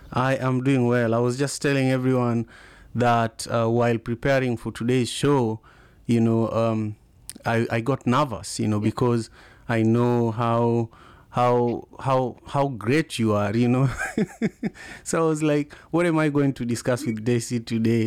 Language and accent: English; Kisumu, Kisumu County, Kenya; now in United States; I'm from Kenya originally, Kisumu